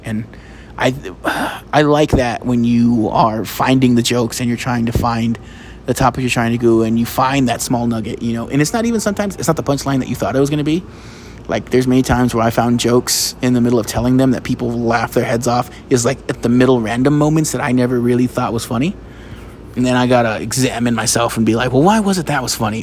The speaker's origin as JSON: {"language": "English", "country": "United States", "said": "I'm an American"}